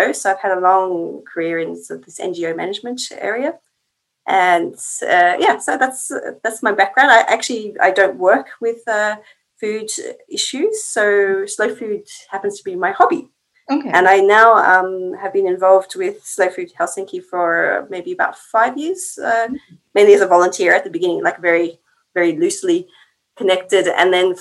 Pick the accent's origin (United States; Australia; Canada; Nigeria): Australia; moved away as an adult; now in Finland; I'm from Australia, and I've been in Finland for just over 10 years now